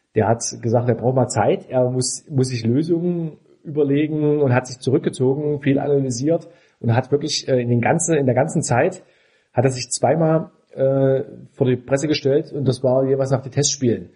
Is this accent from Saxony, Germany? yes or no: yes; Dresden, Saxony, Germany; now in Leipzig, Germany; Dresden ist ja meine Heimatstadt